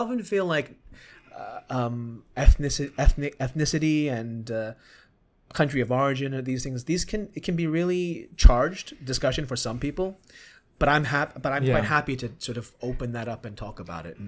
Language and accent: English; Hong Kong; So I grew up in Hong Kong, right?